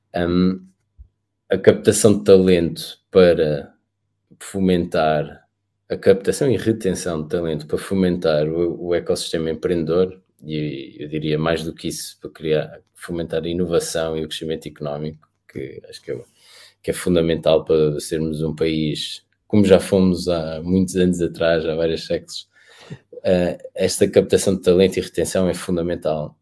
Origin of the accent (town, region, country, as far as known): Portugal